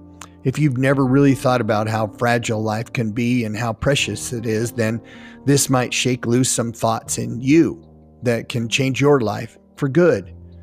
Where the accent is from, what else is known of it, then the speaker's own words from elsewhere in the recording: Wyoming, United States; now in Utah, United States; I'm from Utah. I've lived here nearly 30 years, and I'm a transplant from Wyoming.